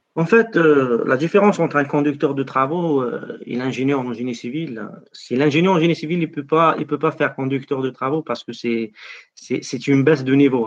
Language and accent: French; Algeria; moved away as an adult; now in France; je suis algérien